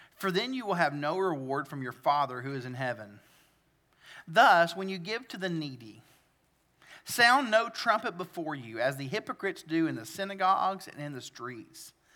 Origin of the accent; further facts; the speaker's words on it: the South, Southern United States, United States; accent: southern; I like southern things, like my accent